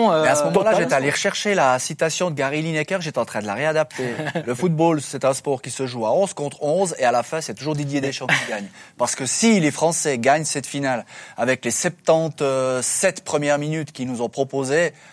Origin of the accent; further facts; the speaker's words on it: Switzerland; nous, on est Suisse